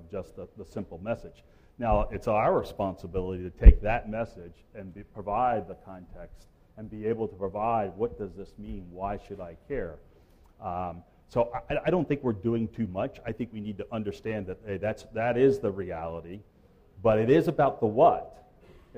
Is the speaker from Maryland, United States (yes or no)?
yes; Salisbury, Maryland, United States; moved away as an adult; also born or lived in Louisville, Kentucky; Salisbury, Maryland, my hometown